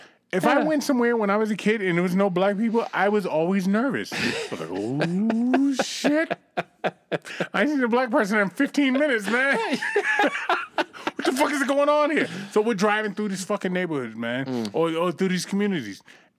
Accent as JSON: {"language": "English", "region": "East Coast", "country": "United States", "said": "I'm from the East Coast."}